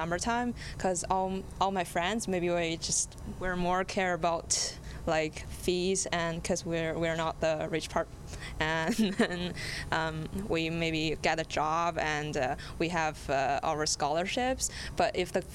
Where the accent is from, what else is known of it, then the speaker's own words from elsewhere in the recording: China; English is a second language; now in Edmonton, Canada; I'm international from China